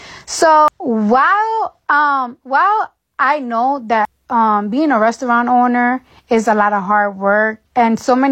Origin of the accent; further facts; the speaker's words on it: New York, United States; I'm from New York